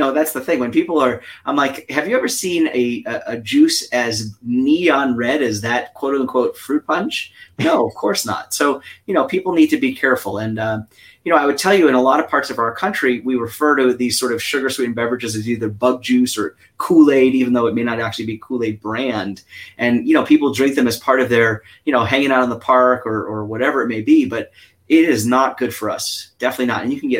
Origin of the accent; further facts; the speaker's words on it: New York, United States; accent: New York; I'm from New York originally, right? So the accent I grew up with was a very sort of intense accent. So now I'm much more neutral.